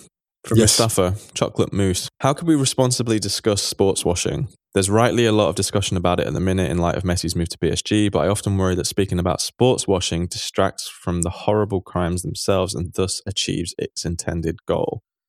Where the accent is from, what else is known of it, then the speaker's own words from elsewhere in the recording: Manchester, North West England, United Kingdom; Like, you know, I grew up in Manchester and I saw Man City go to some very, very, very